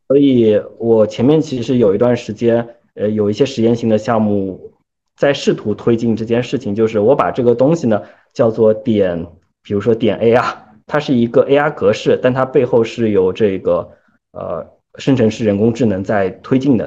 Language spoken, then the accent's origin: Chinese; China; 作为我们中国人